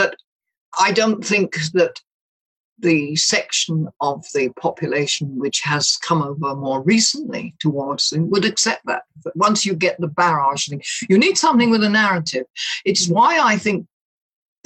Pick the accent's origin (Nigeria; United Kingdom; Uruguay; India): United Kingdom; London; accent: Cockney; now in Scotland; I come from the East End of London